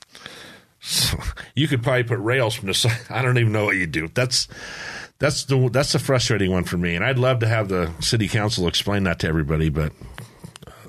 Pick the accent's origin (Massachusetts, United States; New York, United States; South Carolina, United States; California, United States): California, United States; Poway; I grew up in San Diego. I grew up in Poway.